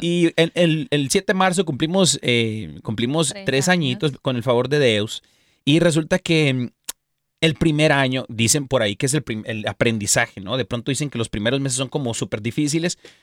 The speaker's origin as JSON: {"language": "Spanish", "country": "Mexico", "said": "soy mexicano"}